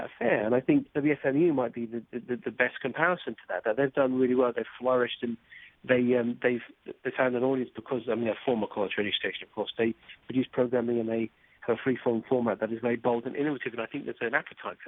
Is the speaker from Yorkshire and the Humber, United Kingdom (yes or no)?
no; Cambridge, East of England, United Kingdom; moved away; I grew up in Cambridge, England